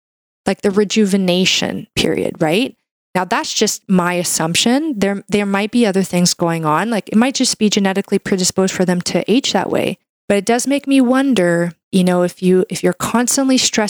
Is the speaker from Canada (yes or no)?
yes; Canada; I'm a Canadian medical doctor